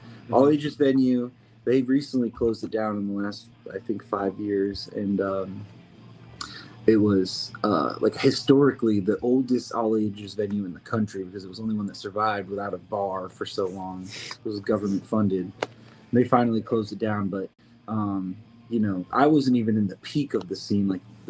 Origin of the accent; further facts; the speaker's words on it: Burlington, Vermont, United States; I grew up in Vermont, so I grew up with a similar kind of scene in Burlington